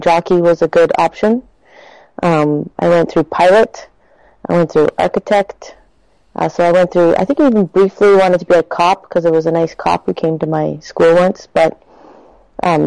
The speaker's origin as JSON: {"language": "English", "town": "Toronto", "region": "Ontario", "country": "Canada", "also_born_or_lived": "Quebec City / Montreal", "said": "Originally, I'm from Toronto, and then I lived in Quebec City briefly, Montreal for a long time, and then I found myself back in Toronto"}